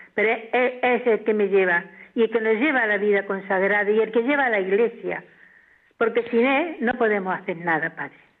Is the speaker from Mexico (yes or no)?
no; Jódar, Andalusia, Spain; now in Valencia, Spain; yo nací en Jodar, Jaén, en un pueblo en muy... Jodar. Sí, sí, Jodar, de Jaén. Y yo nací allí, éramos ocho hermanos, mis padres eran muy pobres, trabajábamos en todo lo que salía, íbamos al colegio no mucho